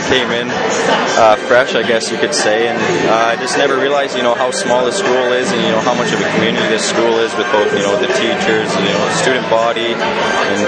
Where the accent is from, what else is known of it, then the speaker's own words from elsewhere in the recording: Fort McMurray, Alberta, Canada; moved away as an adult; I grew up in Fort McMurray for the last 15 years. It's in northern Alberta, western